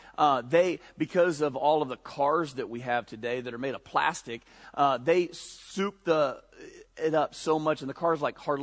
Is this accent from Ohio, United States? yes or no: yes; Ohio, United States; we grew up in Redneckville, Ohio